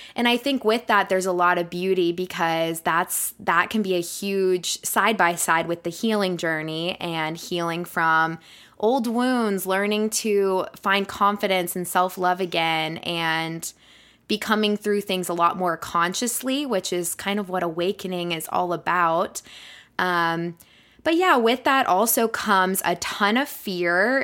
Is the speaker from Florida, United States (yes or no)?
yes; Florida, United States; moved away as an adult; also born or lived in West Virginia; now in Colorado, United States; I'm originally from Florida